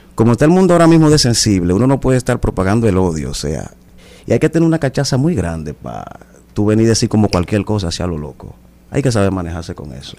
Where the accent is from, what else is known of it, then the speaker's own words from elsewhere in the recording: Dominican Republic; Aquí vivimos en un país clasista